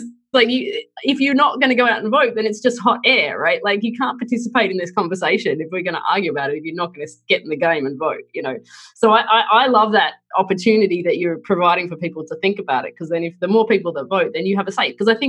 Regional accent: Australia; moved away as an adult; now in United States; And I, being ignorant Australian

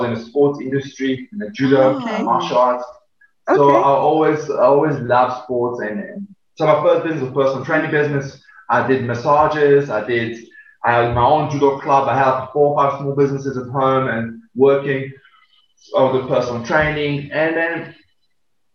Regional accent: Serbia; English is a second language; now in South Africa; I was born in Serbia and very humble background. I grew up in a 19 square meter family of five.

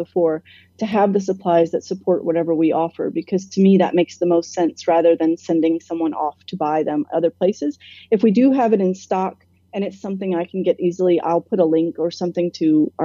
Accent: Atlanta, Georgia, United States; moved away as an adult; also born or lived in London; I grew up here. I lived here most of my life

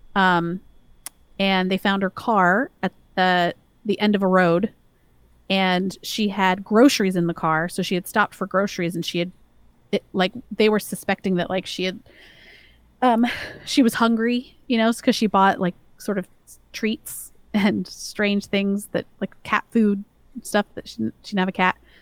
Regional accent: the South, United States; I grew up in the South

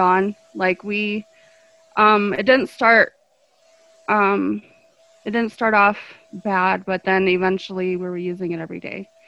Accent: Golden, Colorado, United States; I was uh, born and raised in the metro area. Um, I was in Golden for the first part of my life

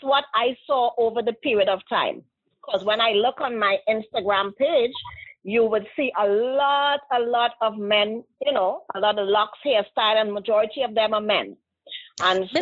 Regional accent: Trinidad & Tobago; moved away; I am from the island of Trinidad and Tobago.

